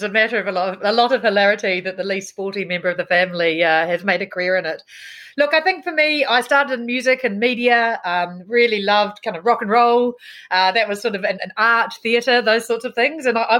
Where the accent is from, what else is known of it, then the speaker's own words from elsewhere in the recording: Roponga, Hawke's Bay, New Zealand; also born or lived in Blenheim; But I actually, I was born in Blenheim, and then I moved to a small town in between Napier and Wairoa called Roponga. I was the only Pākehā at my little rural primary school